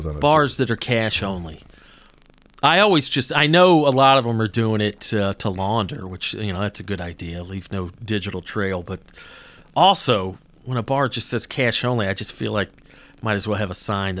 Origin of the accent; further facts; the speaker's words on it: Georgia, United States; I had no idea about Jewish culture growing up in North Georgia.